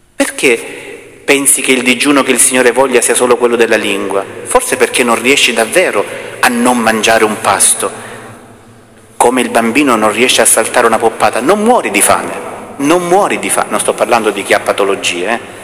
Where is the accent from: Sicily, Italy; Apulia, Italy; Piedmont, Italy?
Apulia, Italy; Salento; accent: Salentino dialect; Nel nostro dialetto meno salentino si dice